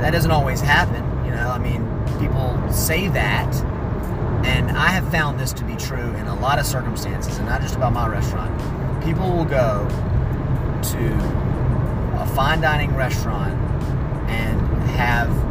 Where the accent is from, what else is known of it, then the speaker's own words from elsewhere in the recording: South Carolina, United States; I'm from South Carolina